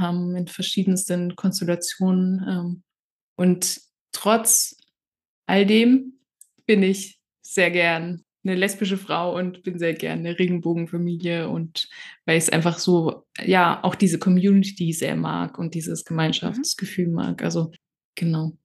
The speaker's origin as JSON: {"language": "German", "area": "near Karlsruhe", "region": "Baden-Württemberg", "country": "Germany", "tie": "born or raised there", "said": "ich bin ja in Baden-Württemberg aufgewachsen, also in in der Nähe von Karlsruhe"}